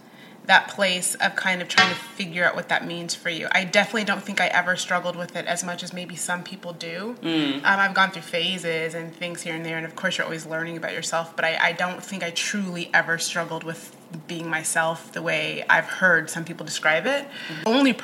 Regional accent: Midwest, United States; also born or lived in Oklahoma; I grew up, I mean, my parents are Kenyan, but I was born in Oklahoma. We moved around a lot, and we were not Army brats. That's everyone's second question. I grew up mainly in the Midwest.

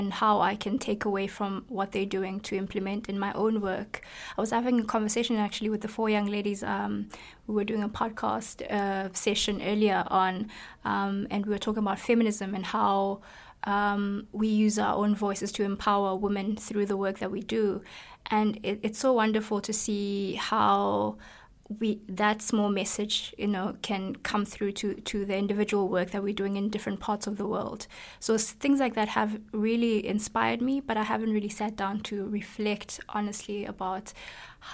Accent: South Africa; I'm from South Africa

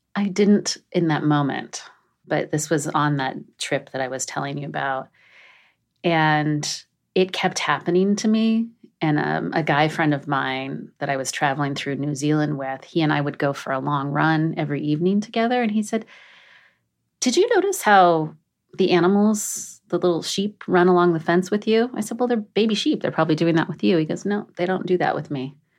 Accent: a really small town in Oregon, United States; also born or lived in Southern California; I was born in Southern California, but my parents, so my mom married a man who was not my father, and we moved to a really small town in Oregon

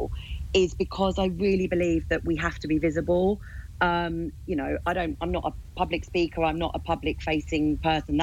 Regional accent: London, United Kingdom; I grew up in Charlton, and my family are big Charlton fans

